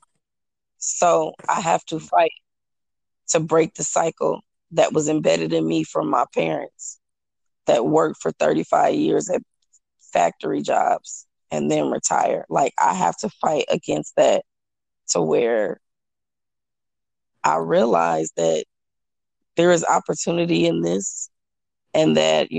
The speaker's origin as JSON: {"language": "English", "town": "Omaha", "region": "Nebraska", "country": "United States", "moved": "yes", "lives_now": "Houston, United States", "said": "I'm originally from Omaha. And so that's where my whole family is. I live here in Houston."}